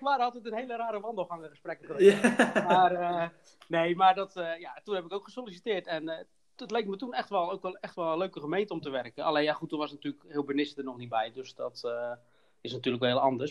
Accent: Hoeksche Waard, South Holland, Netherlands; ik kom zelf uit de Hoeksewaard

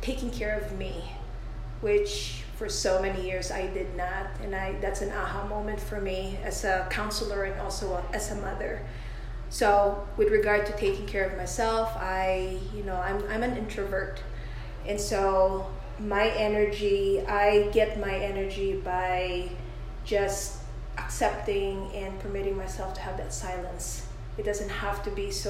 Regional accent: Philippines; moved away as an adult; also born or lived in New York; I came from the Philippines. I was raised there, and I moved to New York around 1990s

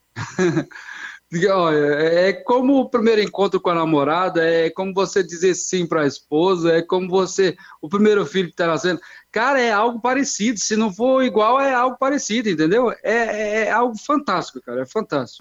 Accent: Ceará, Brazil; also born or lived in Osasco / Londrina; now in Araçariguama, Brazil; Sou, sou cearense, sou cearense

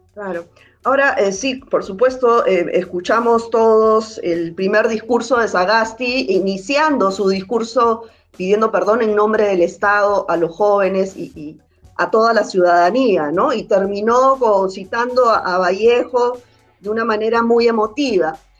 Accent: Peru; yo como ciudadana peruana

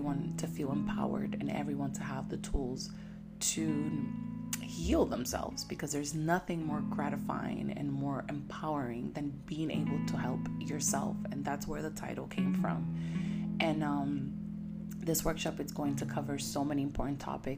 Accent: United States; I am from the United States.

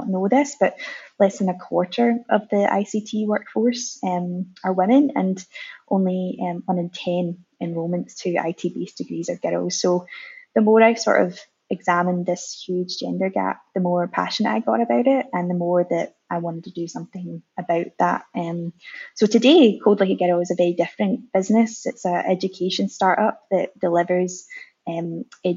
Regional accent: Scotland, United Kingdom; moved away as an adult; now in Melbourne, Australia; I'm originally from Scotland

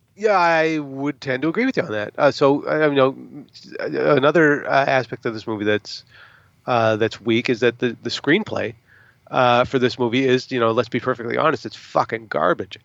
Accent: United States; as an American, uh, moviegoer

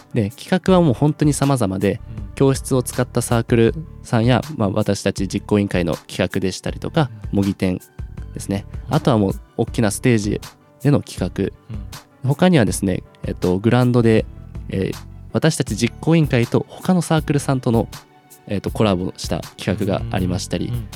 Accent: Matsumoto, Nagano, Japan; moved away as an adult; now in Sendai, Japan; 僕も地元長野県松本市

